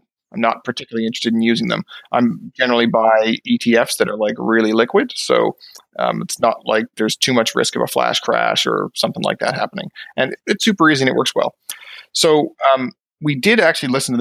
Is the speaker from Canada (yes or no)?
yes; Newfoundland and Labrador, Canada; moved away as an adult; now in Fredericton, Canada; I'm personally from Newfoundland. I grew up in Newfoundland. Maybe you can hear a little bit of the accent in my voice